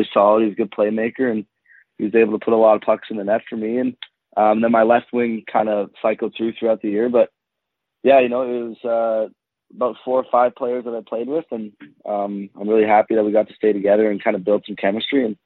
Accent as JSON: {"language": "English", "town": "Tisdale", "region": "Saskatchewan", "country": "Canada", "tie": "born or raised there", "lives_now": "Regina, Canada", "said": "I actually grew up in Tisdale, Saskatchewan. I lived there until I was about 10 and, you know, started playing hockey early there. And then, yeah, I think close to 10, I moved to Regina, and I've been living there ever since."}